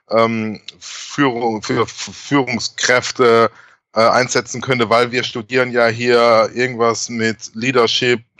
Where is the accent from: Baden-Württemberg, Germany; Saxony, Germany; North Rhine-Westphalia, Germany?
Baden-Württemberg, Germany; Heidelberg; Dann war ich äh, in Heidelberg, in meiner Heimat, und hatte die große Ehre, zum ersten Mal, also ich glaube mhm. das erste Mal einen Vortrag in meiner Heimat, also in der Kurpfalz, zu halten.